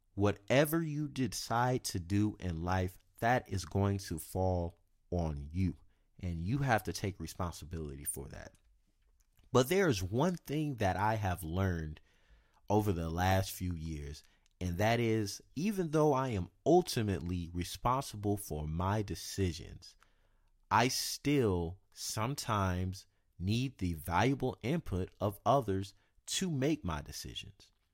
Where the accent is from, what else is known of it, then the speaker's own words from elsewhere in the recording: South Carolina, United States; moved away as an adult; now in Sacramento, United States; I'm from the South, And I'm from South Carolina.